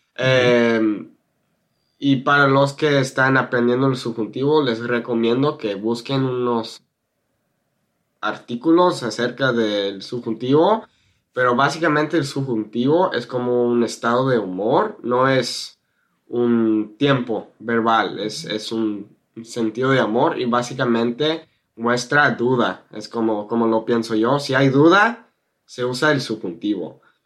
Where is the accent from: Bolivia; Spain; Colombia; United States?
United States; Spanish is a second language; now in California, United States; Yo soy un gringo y aprendí el español en la preparatoria hace siete años